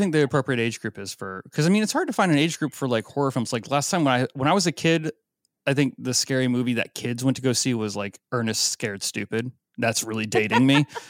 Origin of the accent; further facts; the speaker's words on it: Florida, United States; now in Oregon, United States; I grew up in Florida